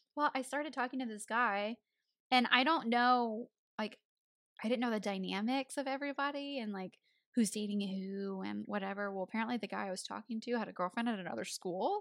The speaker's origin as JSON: {"language": "English", "region": "Tennessee", "country": "United States", "tie": "born or raised there", "accent": "country", "moved": "as an adult", "said": "I was born in Tennessee, so I've had the accent, you know, for eighteen years"}